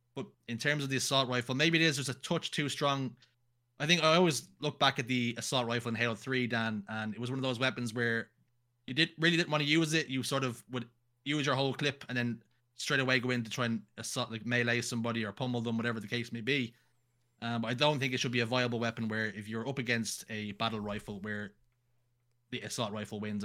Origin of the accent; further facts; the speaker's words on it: Ireland; I'm Irish